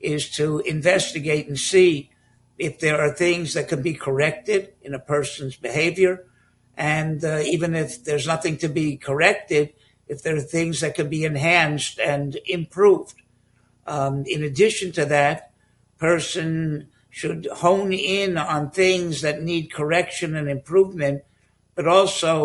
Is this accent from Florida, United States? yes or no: yes; Miami, Florida, United States; moved away as an adult; also born or lived in Bronx, New York / Telz Yeshiva (Cleveland); now in Moshav Matityahu, Israel; I grew up in Miami and attended the Hebrew Academy and the Mesifta in Miami